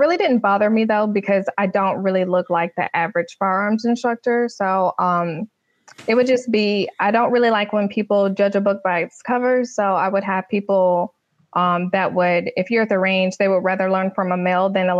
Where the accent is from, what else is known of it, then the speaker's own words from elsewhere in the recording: North Carolina, United States; now in Tampa, United States; I'm actually originally from North Carolina